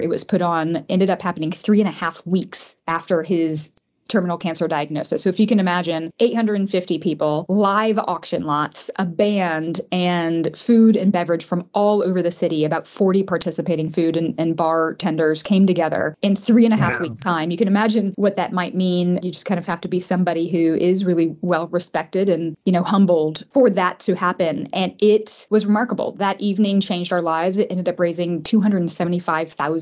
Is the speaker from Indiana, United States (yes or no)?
yes; Indianapolis, Indiana, United States; moved away as an adult; now in Atlanta, United States; We're actually both from Indianapolis, Indiana, originally, and moved to Atlanta in late 2004.